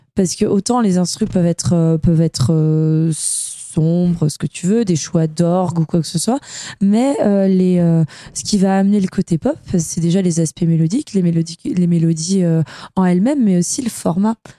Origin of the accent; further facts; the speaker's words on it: France; moved away as an adult; also born or lived in Corsica / Var; now in Lyon, France; j'ai grandi en Corse et dans le Var